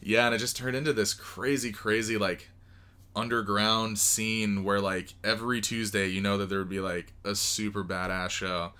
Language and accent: English; Moreno Valley, California, United States; moved away as an adult; now in Las Vegas, United States; I grew up there my entire life until I was probably twenty-two